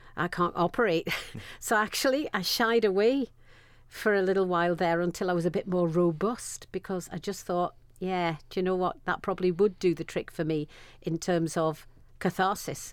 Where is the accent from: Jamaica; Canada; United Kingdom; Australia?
United Kingdom; Sunderland, North East England; I was born and bred in Sunderland